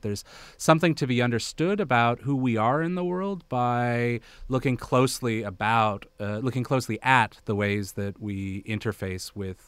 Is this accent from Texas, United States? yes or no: no; Bethesda, Maryland, United States; also born or lived in Malawi / Malaysia; Oh, I'm from the Washington, D.C. area. I grew up in Bethesda, Maryland. But I also, I grew up all over.